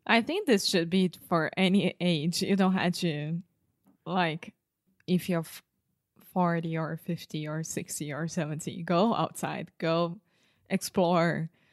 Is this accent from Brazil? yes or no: yes; Brazil; English is a second language; I was raised in Brazil, which has a different culture of the United States